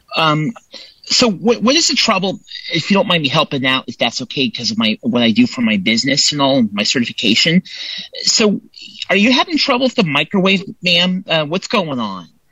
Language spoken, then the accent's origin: English; Templeton, California, United States; I am from Templeton, California, which is on the California Central Coast